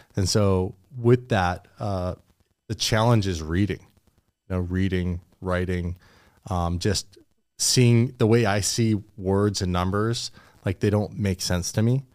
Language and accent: English; Port Alberni, British Columbia, Canada; moved away as an adult; where I grew up in Port Alberni